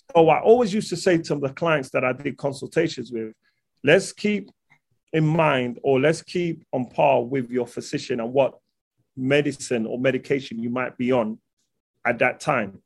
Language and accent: English; London, United Kingdom; I'm from London